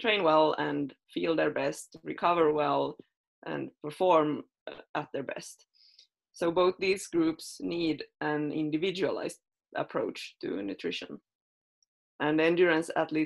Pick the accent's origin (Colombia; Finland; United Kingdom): Finland; English is a second language; moved away as an adult; also born or lived in Sweden; now in Norway; I am originally from Finland, but I moved to Sweden to study nutrition at Uppsala University when I was 19